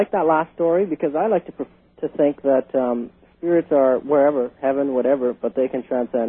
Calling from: Vancouver, British Columbia, Canada; I'm calling from Vancouver, British Columbia, Canada.

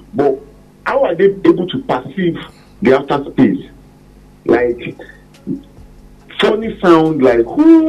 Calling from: Bodija, Oyo, Nigeria; calling from Bodija.

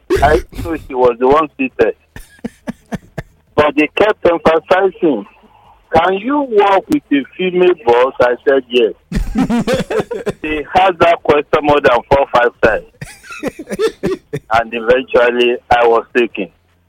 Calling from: Lagos, Nigeria; I'm calling from Lagos.

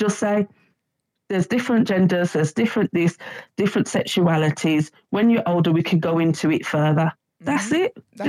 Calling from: Birmingham, West Midlands, United Kingdom; I was just basically going to... Hi, Davina. I'm from Birmingham.

